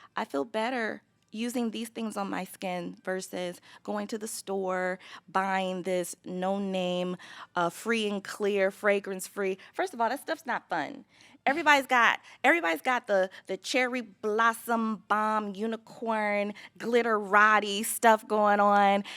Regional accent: Los Angeles, California, United States; now in Chicago, United States; I grew up in Los Angeles

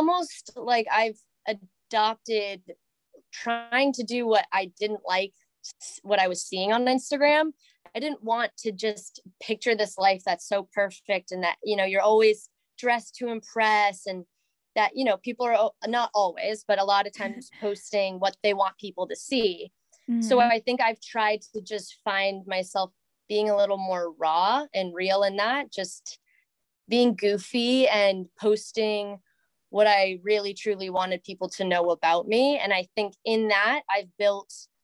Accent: Southern Maine, United States; I am from the Southern Maine area and went to UMaine

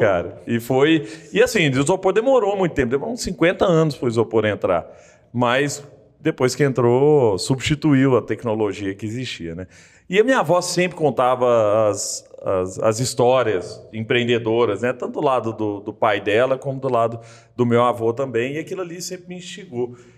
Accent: Araguari, Minas Gerais, Brazil; also born or lived in Rio de Janeiro; now in Belo Horizonte, Brazil; eu sou de Araguari no Triângulo Mineiro

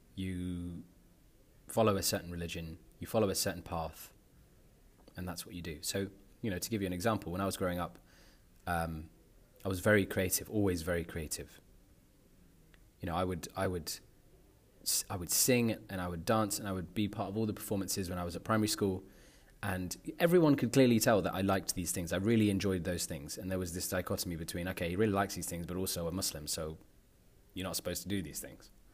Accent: London, United Kingdom; moved away as an adult; now in Netherlands; I grew up in North London

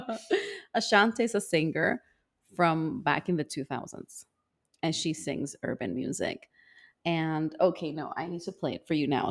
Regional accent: El Salvador; moved away as an adult; also born or lived in Canada; I grew up in El Salvador

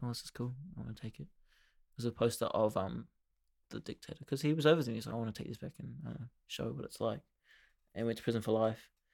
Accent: New Zealand; We've got nothing here.

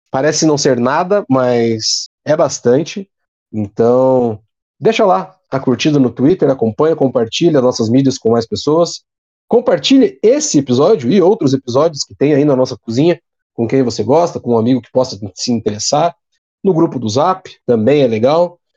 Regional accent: Paraná, Brazil; Nós somos paranaenses e eles são mineiros, são torcedores do bom e velho Galo.

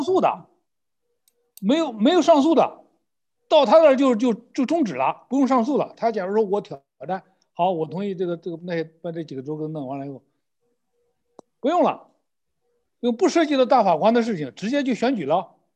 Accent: China; 用我们中国的一句土话

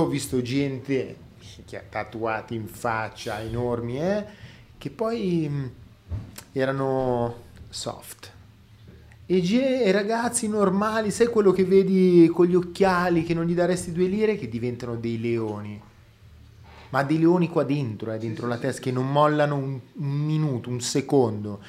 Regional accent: Milan, Lombardy, Italy; sono cresciuto a Milano

